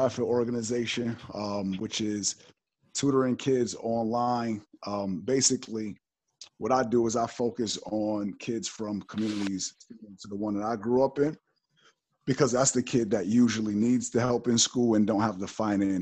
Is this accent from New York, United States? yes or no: yes; Buffalo, New York, United States; Pitt being only 3 hours from my hometown, Buffalo